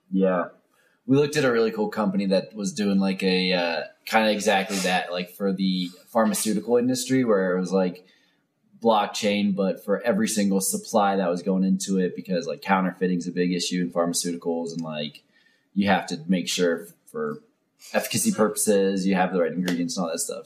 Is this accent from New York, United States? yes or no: no; Ohio, United States; moved away; I grew up in Ohio